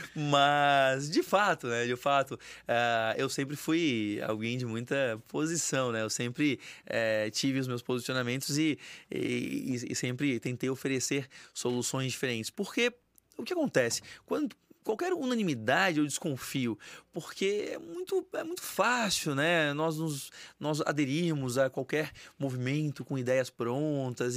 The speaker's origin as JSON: {"language": "Portuguese", "town": "São José", "region": "Santa Catarina", "country": "Brazil", "said": "Eu sou de São José, na verdade, cidade ao lado"}